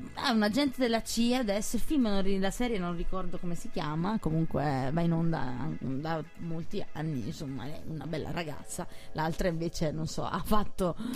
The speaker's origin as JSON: {"language": "Italian", "town": "Naples", "region": "Campania", "country": "Italy", "said": "io essendo napoletana"}